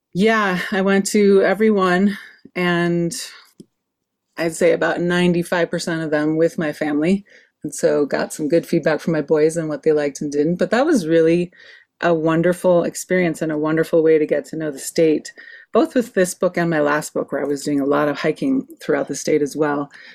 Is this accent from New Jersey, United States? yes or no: no; Wisconsin, United States; now in Santa Fe, United States; I grew up in Wisconsin with a family that loved